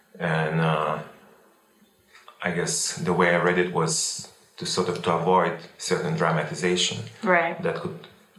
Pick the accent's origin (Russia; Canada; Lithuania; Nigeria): Lithuania; I was born and formed in Lithuania when it was part of the Soviet Union. I have lived through the Soviet Union's dissolution in 1989, and I have witnessed and enjoyed my country's development ever since.